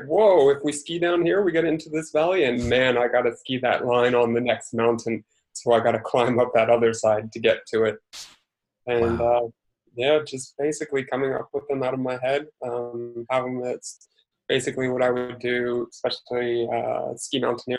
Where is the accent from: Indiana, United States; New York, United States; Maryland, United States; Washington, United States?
Washington, United States; Seattle; I was born and raised in Seattle.